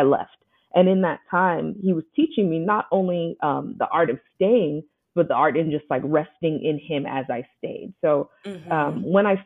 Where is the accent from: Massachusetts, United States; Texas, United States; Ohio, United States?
Texas, United States; Houston; moved away as an adult; also born or lived in upstate New York; I moved from upstate New York back to my hometown, Houston